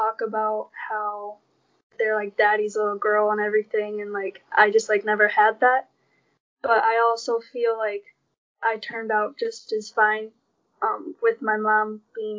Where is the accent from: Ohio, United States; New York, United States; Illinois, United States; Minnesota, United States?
Minnesota, United States; St. Charles; also born or lived in Oskaloosa, Iowa; the four of us moved down to St. Charles, Minnesota when I was around 3 or 4 years old